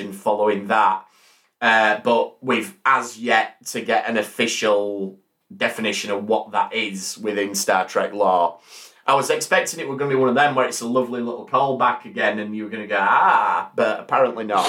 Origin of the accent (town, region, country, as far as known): England, United Kingdom